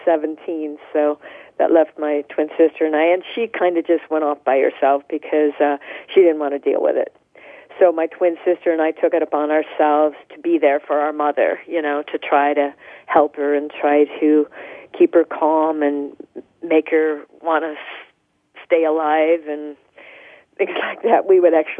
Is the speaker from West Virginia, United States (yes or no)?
no; Tucson, Arizona, United States; I was born in Tucson, Arizona